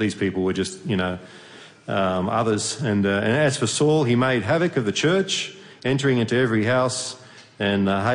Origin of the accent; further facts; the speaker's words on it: Australia; moved away as an adult; now in Hungary; I'm from Australia originally